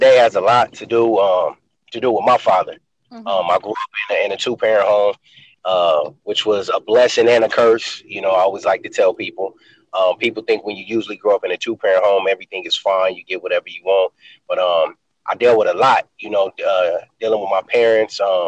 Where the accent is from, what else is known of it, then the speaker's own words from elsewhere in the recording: Los Angeles, California, United States; growing up in South Central Los Angeles, where I grew up on the east side